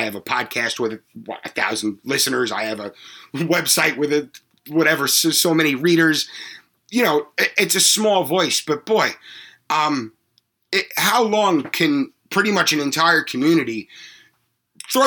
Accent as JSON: {"language": "English", "area": "Long Island", "region": "New York", "country": "United States", "tie": "born or raised there", "said": "I grew up on Long Island"}